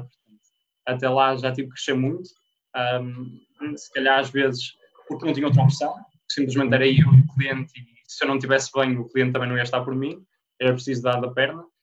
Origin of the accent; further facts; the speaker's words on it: Porto, Norte, Portugal; moved away as an adult; also born or lived in Minho; eu sou do Porto, fui parar ao, ao Minho na altura